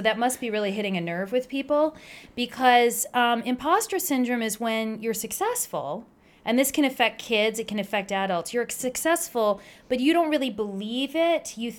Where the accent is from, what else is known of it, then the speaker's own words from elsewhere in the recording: Princeton, New Jersey, United States; also born or lived in Hackettstown, New Jersey; So I grew up in New Jersey